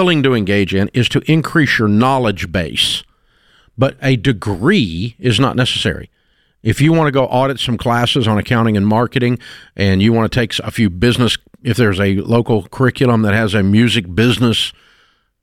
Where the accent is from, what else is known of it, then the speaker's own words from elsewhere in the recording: Nashville, Tennessee, United States; I grew up in Nashville